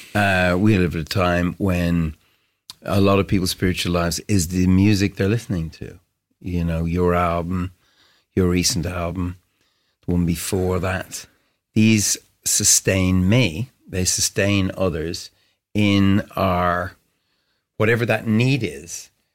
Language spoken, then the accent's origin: English; Ireland; I grew up in Cedarwood Road